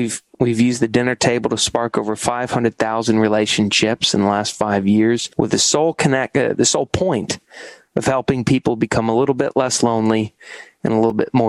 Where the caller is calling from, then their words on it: New York City, New York, United States; I'm calling in from New York City. I've lived here for about 10 years.